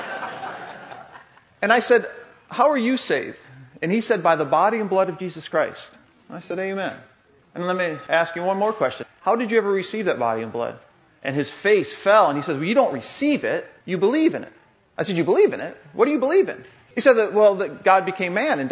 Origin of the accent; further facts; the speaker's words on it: Paw Paw, Michigan, United States; I grew up in Pawpaw, Michigan